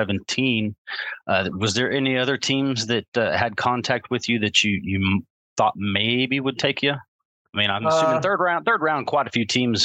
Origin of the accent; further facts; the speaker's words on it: Amarillo, Texas, United States; I'm from Amarillo, Texas, so it's not far.